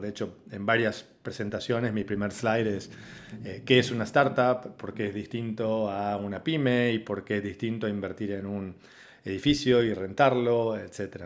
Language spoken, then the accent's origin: Spanish; Argentina; moved away as an adult; also born or lived in Monterrey, Mexico; now in Paraguay; Yo estoy viviendo en Paraguay hace un poquito más de seis años, soy originalmente de Argentina